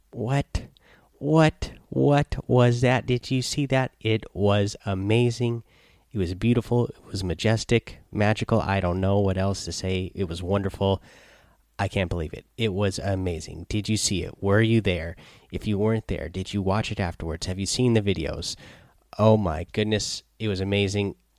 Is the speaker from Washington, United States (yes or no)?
yes; Seattle, Washington, United States; I'm from Seattle, so I like that 206 number